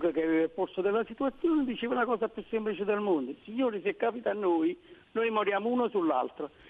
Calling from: Naples, Campania, Italy; Siamo da Napoli.

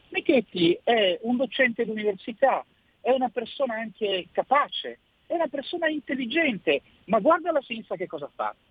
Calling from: Milan, Lombardy, Italy; ciao Sammy, sono …, sono da Milano.

